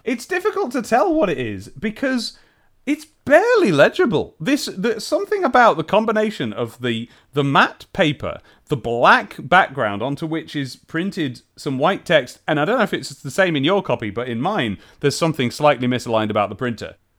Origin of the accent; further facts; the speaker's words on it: United Kingdom; we're all British here